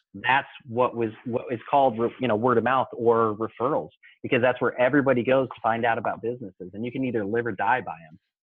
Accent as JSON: {"language": "English", "town": "Mesa", "region": "Arizona", "country": "United States", "tie": "born or raised there", "said": "I uh, grew up in uh, Mesa, Arizona"}